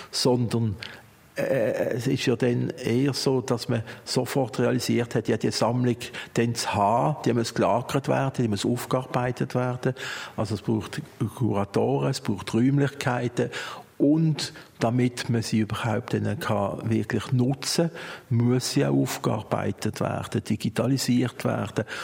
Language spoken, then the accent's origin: German; Basel, Basel-Stadt, Switzerland; Basel geboren, ich bin hier aufgewachsen.